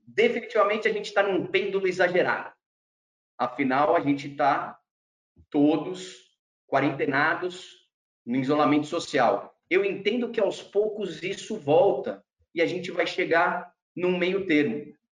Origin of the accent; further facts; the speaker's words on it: Brazil; nasci e cresci no Brasil